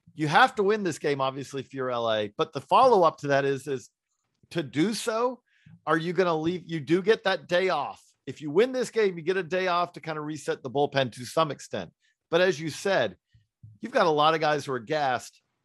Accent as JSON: {"language": "English", "region": "Georgia", "country": "United States", "tie": "born or raised there", "said": "I grew up in Georgia."}